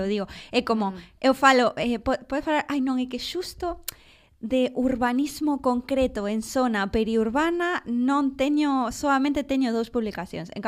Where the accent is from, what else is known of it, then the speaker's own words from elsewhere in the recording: Buenos Aires, Argentina; Galician is a second language; now in Vigo, Spain; Eu veño da quinta provincia, nacín ali, en Bos Aires, pero levo en 10 anos vivindo en Vigo, por iso non falo en galego